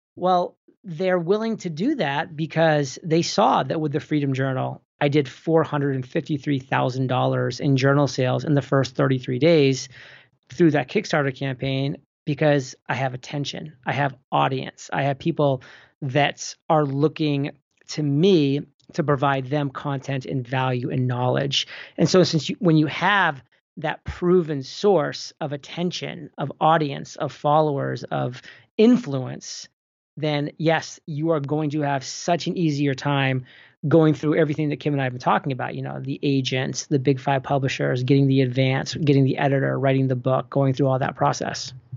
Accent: New England, United States; moved away; also born or lived in Boston / Rhode Island / San Diego; born and raised in New England and, you know, lived in Boston for a very long time

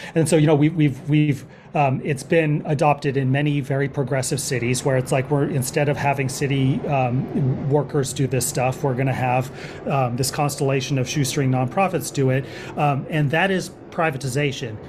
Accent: Berkeley, California, United States; moved away as an adult; also born or lived in Oakland / Los Angeles / New York City / East Coast; I grew up in the Bay Area, um, so this is home in terms of, um, terms of my childhood, um, I grew up in Berkeley

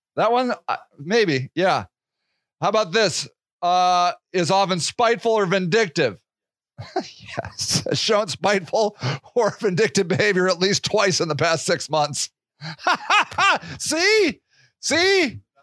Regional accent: United States

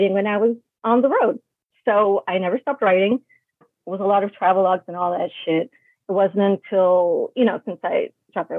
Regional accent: New York City, New York, United States; also born or lived in Brooklyn, New York / Florida; I was born in Brooklyn in the 80s, settled in Queens in the 90s

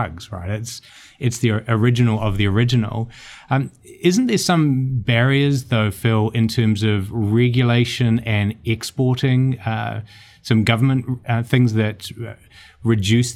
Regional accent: Hawke's Bay, New Zealand; I grew up in Hawke's Bay

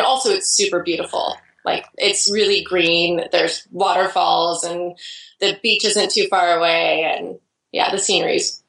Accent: Idaho, United States; now in Portland, United States; I grew up in Idaho, actually, and I moved away from Idaho, which is a one state over, just like I lived 6.5 hours away from where I live now. And it's just like small town

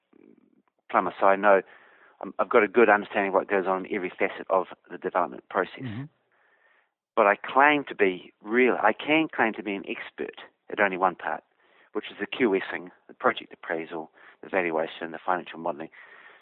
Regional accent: Hawke's Bay, New Zealand; moved away; I came from Hawke's Bay, so I grew up around risk takers

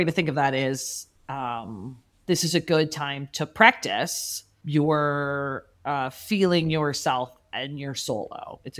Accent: Chicago, Illinois, United States; As a Chicagoan, I thought it was a cold weather thing.

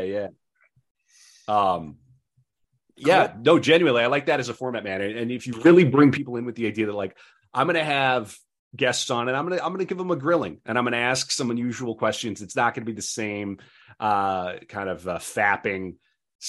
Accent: North Dakota, United States; we're from North Dakota, which is barely the Midwest

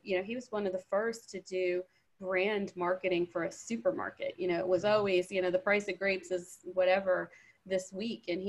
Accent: Lakeland, Florida, United States; I grew up in Central Florida, small town between Tampa and Orlando called Lakeland, Florida, the home of public supermarkets.

